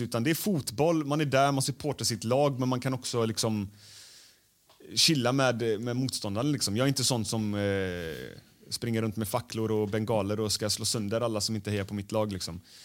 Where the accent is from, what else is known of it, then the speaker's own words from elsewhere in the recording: Gothenburg, Västra Götaland, Sweden; Jag är ju från Göteborg.